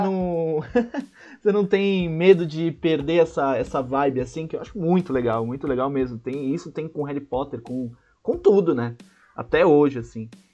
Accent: Santos, São Paulo, Brazil; Santos, que é a minha terra

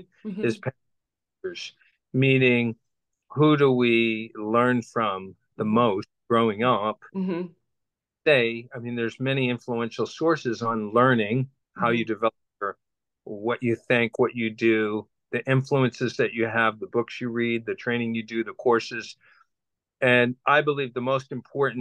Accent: Boston, Massachusetts, United States; I grew up in Boston, Massachusetts, on the outskirts of that city

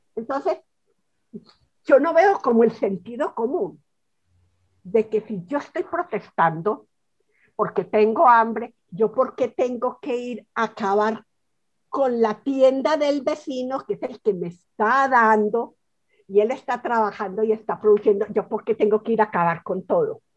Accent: Colombia; yo sigo en mi país

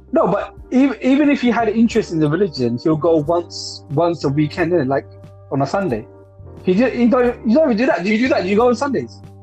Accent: London, United Kingdom; I didn't grow up in Ilford. I grew up in Hackney

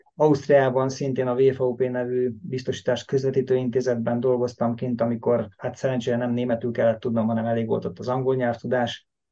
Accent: Hungary; moved away as an adult; now in Stockholm, Sweden; Svédországban ugye akár magyarok vagyunk, akár muszlim országból jöttünk, tök mindegy, mi akkor is elvileg idegen bevándorlók vagyunk

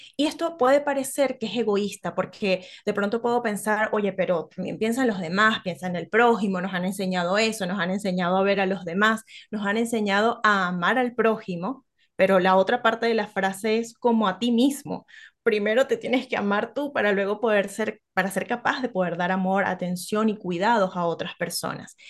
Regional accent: Venezuela; now in Chile; soy venezolana, las arepas, que es nuestro plato tradicional

